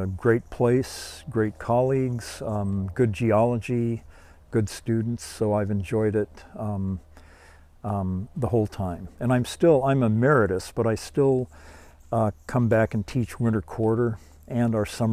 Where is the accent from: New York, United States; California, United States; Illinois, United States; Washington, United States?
California, United States; Los Angeles; moved away as an adult; also born or lived in Stanford, California; now in Seattle, United States; And I was born in LA and grew up in the San Gabriel Valley, where I lived until I went to Stanford as an undergraduate in 1962.